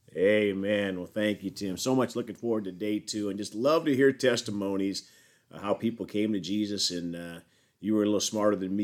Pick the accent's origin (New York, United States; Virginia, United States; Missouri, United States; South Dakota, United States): South Dakota, United States; moved away; I'm from South Dakota originally